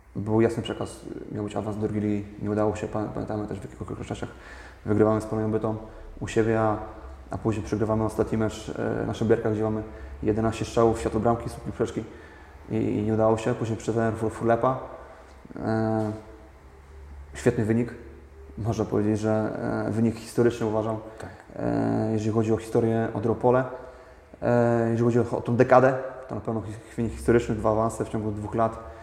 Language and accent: Polish; Opole, Opole Voivodeship, Poland; mieszkam e, od zawsze tak w tym mieście, urodziłem się w tym mieście